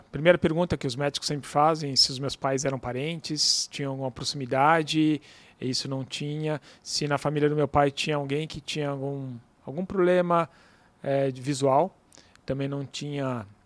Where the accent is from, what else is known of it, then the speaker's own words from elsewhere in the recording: São Paulo, Brazil; born there; Nasci em São Paulo.